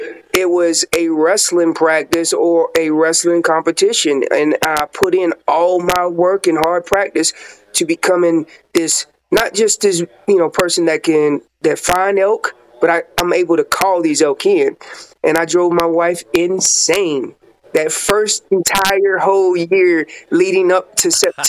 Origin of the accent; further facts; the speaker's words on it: North Carolina, United States; moved away as an adult; now in Colorado, United States; where I was from North Carolina and then coming into Colorado